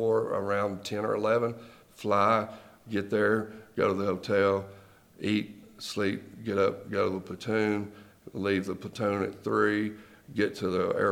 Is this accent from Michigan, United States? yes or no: no; Nashville, Tennessee, United States; I've done everything that I've done on word of mouth and reputation in my hometown.